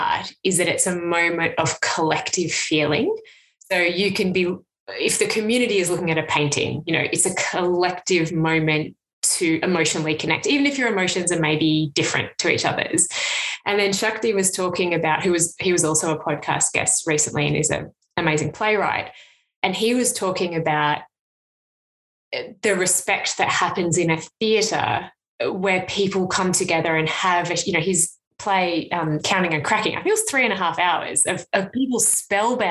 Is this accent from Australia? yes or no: yes; Canberra, Australian Capital Territory, Australia; now in Hobart, Australia; I grew up in Canberra where there's no billboard